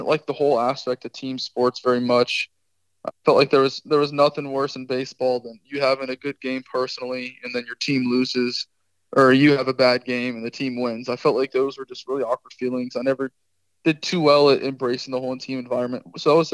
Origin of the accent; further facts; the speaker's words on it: Palm Beach, Florida, United States; I am born and raised in Palm Beach.